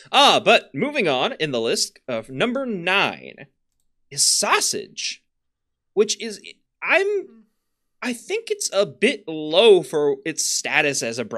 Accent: Florida, United States; I grew up in Florida. I know that's not the south.

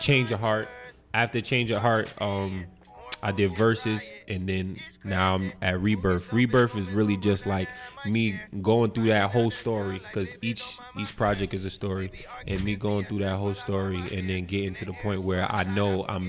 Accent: New York City, New York, United States; now in New Brunswick, United States; I'm from Queens originally.

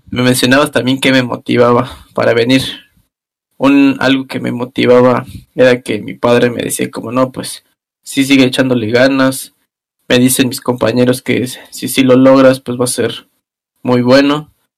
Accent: Mexico; moved away as an adult; now in Germany; mi querido México

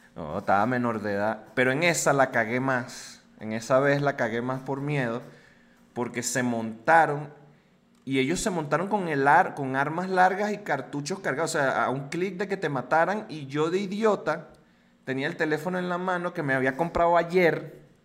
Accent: Venezuela; now in Mexico; como eres venezolano

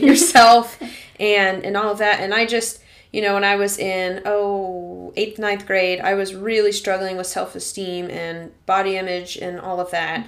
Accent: Arkansas, United States; moved away; my hometown's in Arkansas

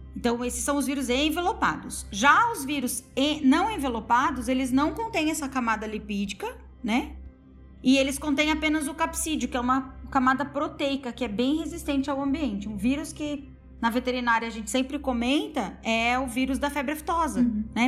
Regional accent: Paraná, Brazil; eu sou do Paraná

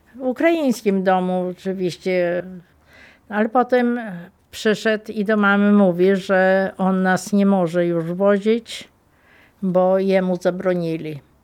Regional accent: Malice, Lublin Voivodeship, Poland; Pochodzę z Malic. Mieszkałam przy drodze, która prowadzi z Werbkowic do Tyszowiec.

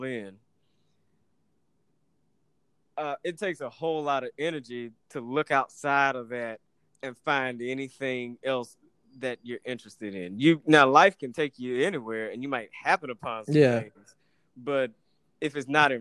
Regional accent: Atlanta, Georgia, United States; As a nigga growing up in Atlanta

